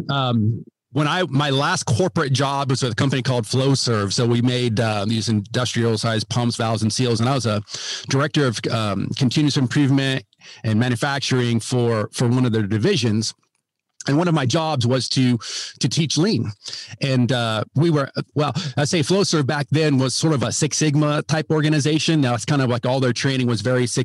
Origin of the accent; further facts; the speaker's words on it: Ohio, United States; now in Texas, United States; Yeah. So, well, um, myself, uh, yeah, I live in uh, live in Texas now, but I'm from Ohio originally